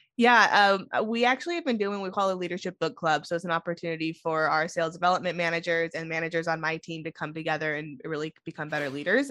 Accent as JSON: {"language": "English", "town": "Sonora", "region": "California", "country": "United States", "tie": "born or raised there", "also_born_or_lived": "San Diego / Bay Area", "moved": "as an adult", "said": "I grew up in Sonora"}